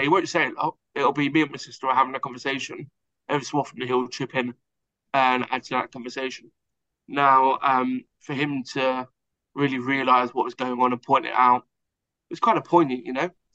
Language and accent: English; Hertfordshire, East of England, United Kingdom; I'm Hertfordshire, so just outside of London, England.